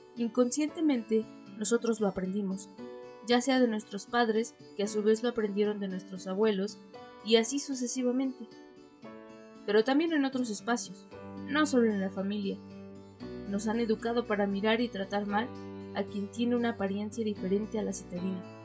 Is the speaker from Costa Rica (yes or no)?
no; Mexico; nuestro México mágico